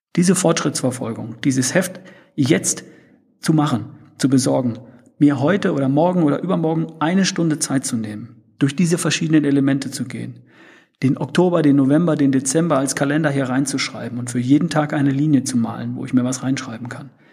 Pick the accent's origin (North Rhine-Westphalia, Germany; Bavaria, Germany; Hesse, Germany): North Rhine-Westphalia, Germany; ich bin Ostwestfale, wir sprechen etwas anders